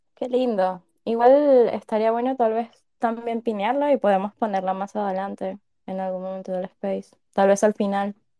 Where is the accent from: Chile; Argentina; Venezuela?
Venezuela; Caracas, Capital District; Yo soy venezolana